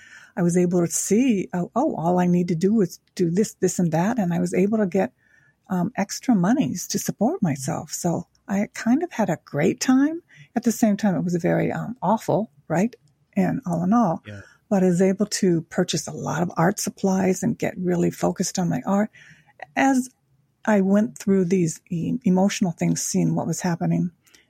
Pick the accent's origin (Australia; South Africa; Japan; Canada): Japan; Tokyo; Now, I was born in Japan after the Korean War. My father was in the military, met my Japanese mother there. And throughout my life, I grew up in Tokyo during the Vietnam War.